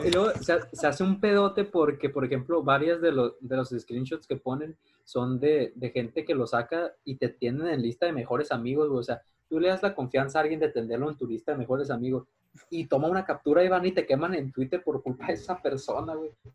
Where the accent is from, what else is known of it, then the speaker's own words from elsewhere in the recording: Guadalajara, Jalisco, Mexico; now in Mazatlán, Mexico; cuando yo de morro vivía en Guadalajara